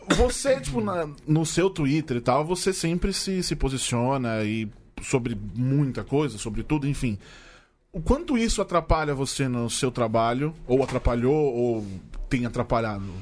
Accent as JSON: {"language": "Portuguese", "area": "Tatuapé", "region": "São Paulo", "country": "Brazil", "said": "sou do Tatuapé"}